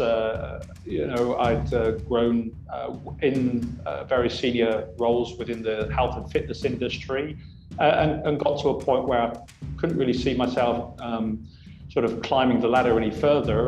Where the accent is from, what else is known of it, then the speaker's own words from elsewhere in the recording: Oxford, South East England, United Kingdom; moved away as an adult; also born or lived in Hong Kong; now in Singapore; originally I'm from Oxford, England